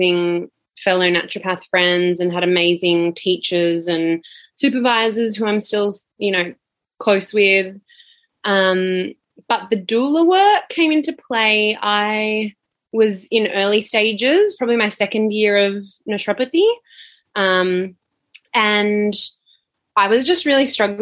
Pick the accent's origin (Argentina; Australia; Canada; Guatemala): Australia; Sunshine Coast, Queensland; now in Melbourne, Australia; I grew up on the Sunshine Coast in Queensland